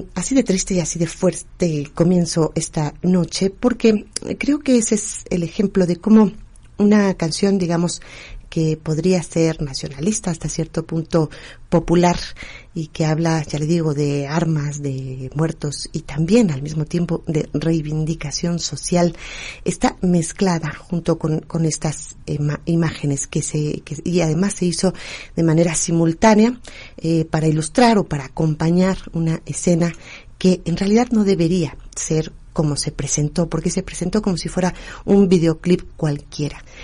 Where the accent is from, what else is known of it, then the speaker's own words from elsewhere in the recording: Mexico; aquí en México, por lo menos que decimos que vamos eh, recordando nuestra identidad y nuestras raíces